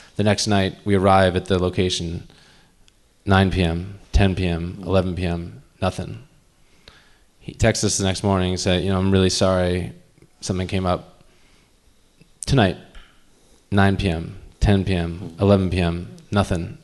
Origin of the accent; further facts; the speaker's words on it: United States; we're from the States